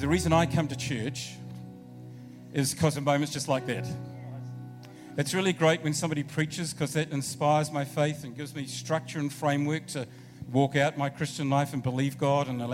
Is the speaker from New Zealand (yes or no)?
yes; Rangiora, Canterbury, New Zealand; moved away; also born or lived in Brooklyn, Wellington; I was born in Rangiora, so that's my hometown